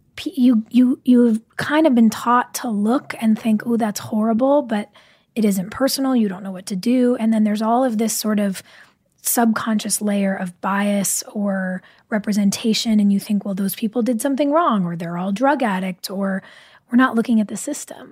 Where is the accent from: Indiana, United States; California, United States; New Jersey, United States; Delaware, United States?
California, United States; Burbank; I grew up riding horses in Burbank